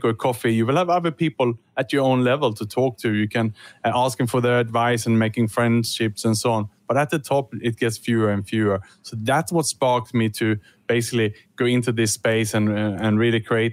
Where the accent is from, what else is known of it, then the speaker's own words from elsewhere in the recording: Sweden; now in Singapore; I'm working and living in Singapore, but I was born in Sweden